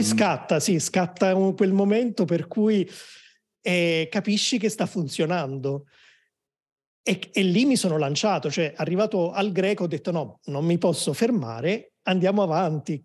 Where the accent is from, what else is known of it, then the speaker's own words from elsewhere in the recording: Naples, Campania, Italy; moved away; also born or lived in Rome; sono di Napoli, ma ho vissuto a Roma per tanti anni